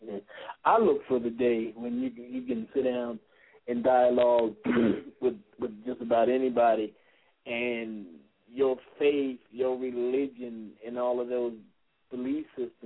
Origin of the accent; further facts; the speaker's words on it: East Coast, United States; also born or lived in Atlanta; now in US (West); I'm an East Coast boy. I grew up in the East Coast. Spent time in Atlanta, too, and down in the Bible Belt.